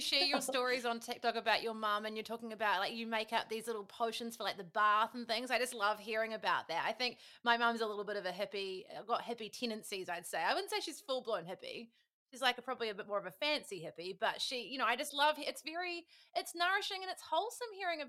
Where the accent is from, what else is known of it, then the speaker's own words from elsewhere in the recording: New Zealand; as Kiwis again, you know how you say Americans and people in California love hearing about New Zealand.